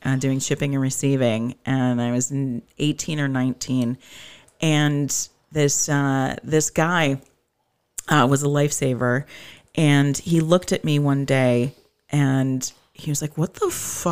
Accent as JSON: {"language": "English", "town": "Ypsilanti", "region": "Michigan", "country": "United States", "tie": "born or raised there", "said": "Born and raised in Ypsilanti"}